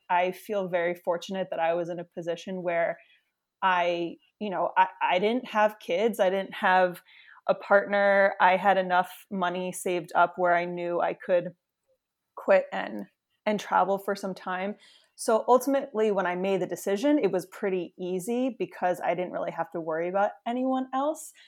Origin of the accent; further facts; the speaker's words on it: New York City, New York, United States; I grew up in the New York City area